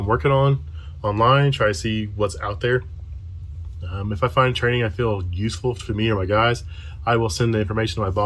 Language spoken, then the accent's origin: English; Frankton, Indiana, United States; I am from Frankton, Indiana. It's a little bitty town, kind of by Anderson, Muncie area